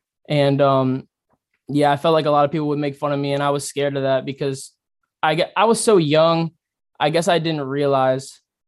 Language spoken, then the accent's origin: English; Columbia, South Carolina, United States; also born or lived in La Plata, Maryland; So I was born in La Plata, Maryland, which is like I don't really remember it, to be honest. From what I know, it's like a small town. And then when I was 3 months old, my parents moved down to Columbia, South Carolina.